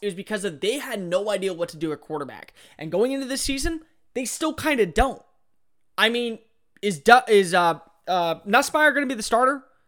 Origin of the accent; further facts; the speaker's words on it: The Woodlands, Texas, United States; the Woodlands, Texas, my hometown